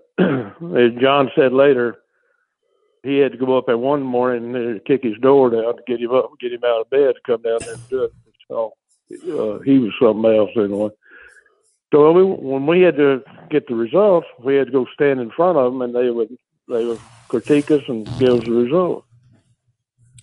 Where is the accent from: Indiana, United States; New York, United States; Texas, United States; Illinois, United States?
Texas, United States; I grew up in Texas down here cooking whole chicken.